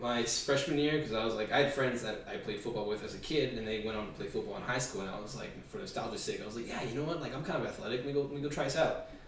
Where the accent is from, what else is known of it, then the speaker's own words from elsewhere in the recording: West Covina, California, United States; also born or lived in Baldwin Park, California; my parents moved into West Covina, and that's like kind of like where the rest of my life has been taking place